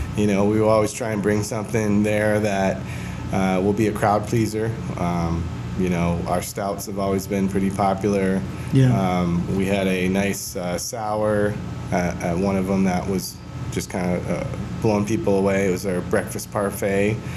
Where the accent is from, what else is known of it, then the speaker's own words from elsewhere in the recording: Michigan, United States; moved away as an adult; also born or lived in Pacific Northwest; now in Gilbert, United States; we're all from Michigan, all the guys that are part of this